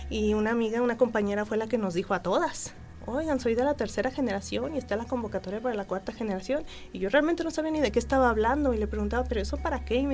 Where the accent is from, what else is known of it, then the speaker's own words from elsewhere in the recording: Mexico City, Mexico; now in Querétaro, Mexico; Pues yo vengo de la Ciudad de México.